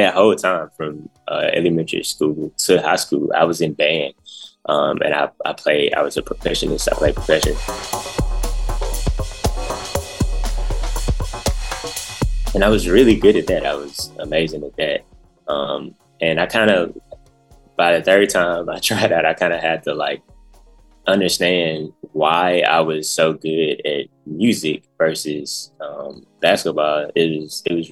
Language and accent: English; Memphis, Tennessee, United States; I'm from Memphis, from the north side of Memphis, North Memphis, as they call it. Born and raised, been here my whole life